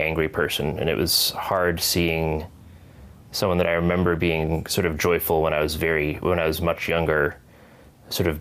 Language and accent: English; northwest Connecticut, United States; I grew up in Connecticut, in sort of the northwest corner